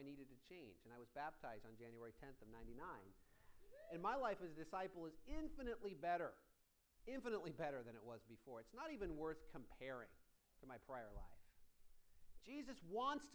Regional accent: Iowa, United States; moved away as an adult; now in Orange County, United States; I grew up in Iowa

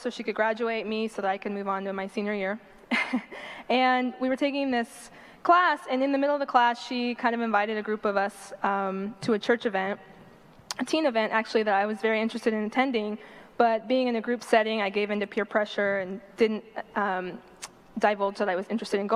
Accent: Los Angeles, California, United States; I grew up in Northridge

